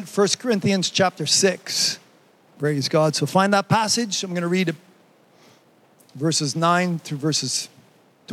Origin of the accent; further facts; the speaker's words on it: Canada; I'm Canadian